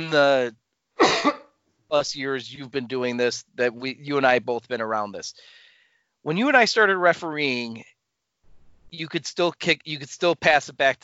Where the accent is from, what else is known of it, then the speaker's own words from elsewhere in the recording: Milwaukee, Wisconsin, United States; I grew up in the Milwaukee metro area